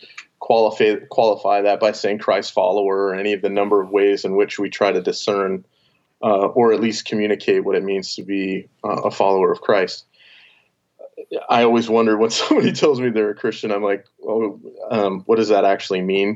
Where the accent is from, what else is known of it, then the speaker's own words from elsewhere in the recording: Montana, United States; moved away as an adult; now in Arizona, United States; originally I'm from Montana